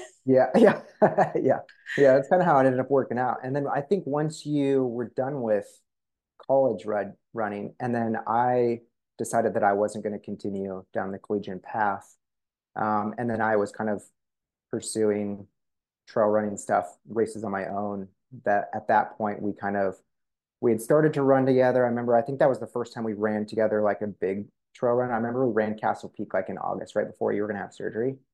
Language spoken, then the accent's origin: English; Coeur d'Alene, Idaho, United States; where I grew up in Coeur d'Alene